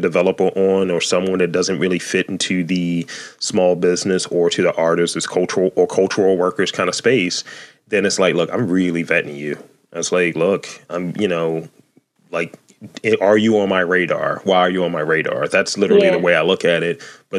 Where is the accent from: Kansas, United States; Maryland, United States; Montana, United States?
Maryland, United States; Baltimore; I'm from East Baltimore.